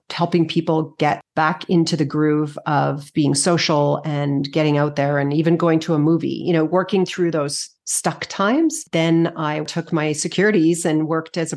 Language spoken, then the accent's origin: English; Edmonton, Alberta, Canada; also born or lived in Victoria; Edmonton. Edmonton. Edmonton. Yeah. Then I went to university in Victoria.